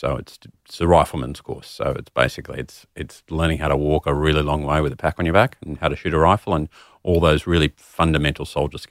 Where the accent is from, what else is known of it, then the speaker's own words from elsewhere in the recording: Sydney, New South Wales, Australia; I am from Sydney originally.